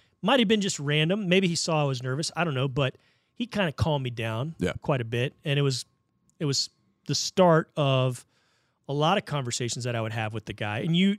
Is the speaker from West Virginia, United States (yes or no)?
no; Maryland, United States; I was born in Maryland.